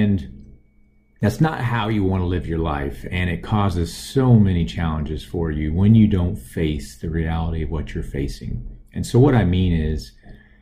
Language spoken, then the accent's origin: English; Austin, Texas, United States; I grew up in Austin, Texas